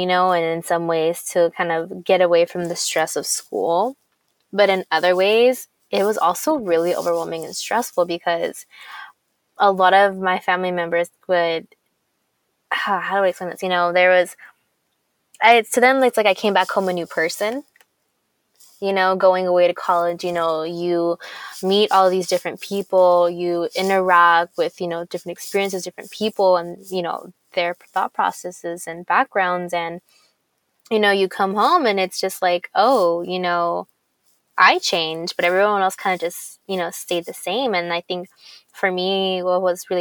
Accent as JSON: {"language": "English", "town": "Long Beach", "region": "California", "country": "United States", "tie": "born or raised there", "said": "we grew up in the hood, you know, we grew up in Eastside Long Beach"}